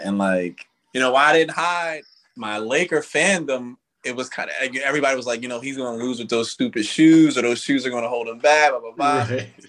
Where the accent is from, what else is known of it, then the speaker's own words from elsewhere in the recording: New Jersey, United States; I grew up in New Jersey, and I was literally like 40 minutes from Philly.